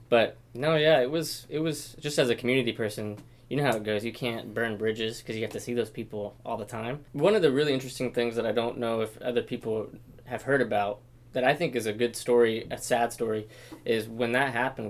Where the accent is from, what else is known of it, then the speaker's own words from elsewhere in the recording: Portland, Oregon, United States; also born or lived in Roseburg; I grew up in Portland, so I wanted to come back to this area.